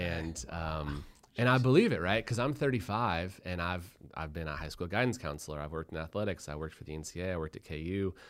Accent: Boulder, Colorado, United States; I'm from Boulder, Colorado

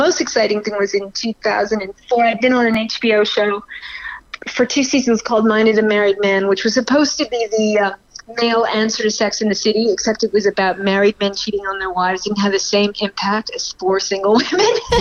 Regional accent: Montreal, Quebec, Canada; moved away as an adult; now in New York, United States; I'm a Montreal girl. I'm born in Canada, but I moved to New York when I was just about 19

